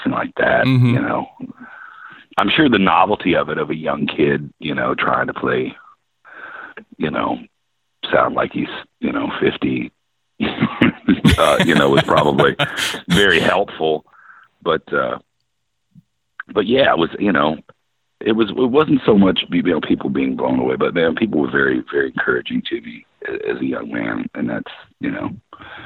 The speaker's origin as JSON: {"language": "English", "region": "Ohio", "country": "United States", "tie": "born or raised there", "moved": "yes", "lives_now": "Nashville, United States", "said": "where I grew up in Ohio"}